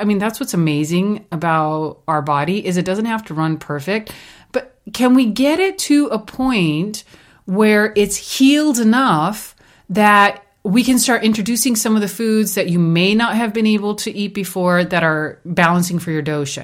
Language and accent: English; India; moved away; growing up in India, we had a sugarcane, um, farm